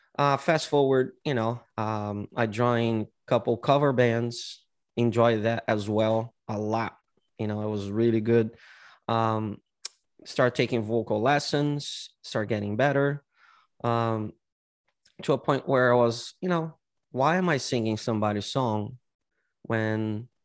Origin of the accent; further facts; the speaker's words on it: São Paulo, Brazil; São Paulo.